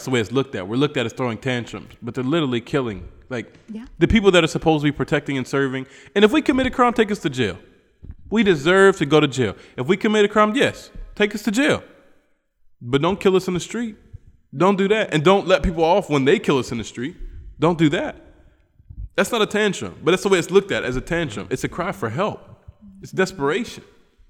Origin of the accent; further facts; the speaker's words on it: West Virginia, United States; moved away; a black American guy from West Virginia